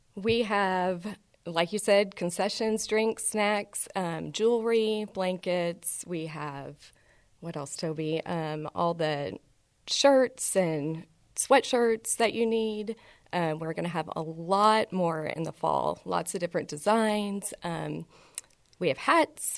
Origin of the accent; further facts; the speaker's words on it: Houston, Texas, United States; also born or lived in Chicago / Lubbock / Dallas; I was born in Chicago, grew up in Houston